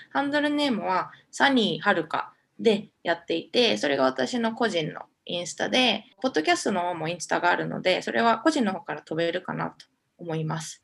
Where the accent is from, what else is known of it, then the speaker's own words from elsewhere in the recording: Japan; moved away as an adult; now in Omaha, United States; 私日本であ家族もそうなんですけど結構太ってるって言われて育ってきたんですよね